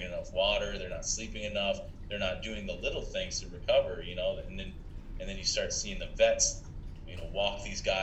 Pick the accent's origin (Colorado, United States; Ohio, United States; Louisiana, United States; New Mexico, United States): Ohio, United States; Columbus; now in Buffalo, United States; I'm from Ohio, you know, where it's a cultural thing